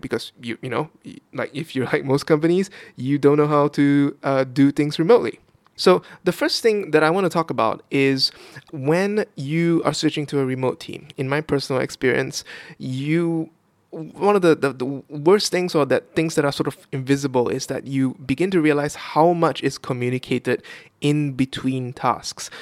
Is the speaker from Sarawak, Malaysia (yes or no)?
yes; Kuching, Sarawak, Malaysia; moved away as an adult; now in Vietnam; my hometown of Kuching, Sarawak, on the island of Borneo, uh, in the in Malaysia